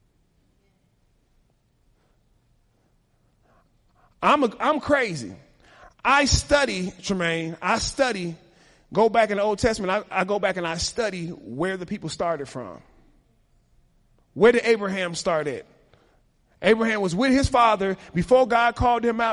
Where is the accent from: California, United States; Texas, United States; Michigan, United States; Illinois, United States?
Illinois, United States; Chicago; I was raised in Chicago